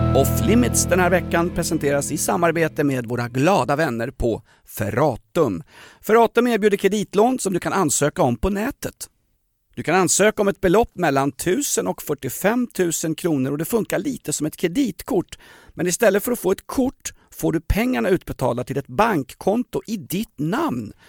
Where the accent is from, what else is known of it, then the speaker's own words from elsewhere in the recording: Sweden; som svensk cisman